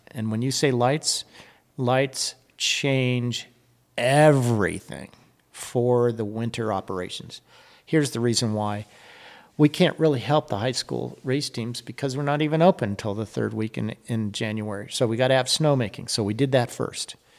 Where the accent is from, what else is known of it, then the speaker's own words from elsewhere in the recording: Reno, Nevada, United States; moved away as an adult; I'm back in Reno, my hometown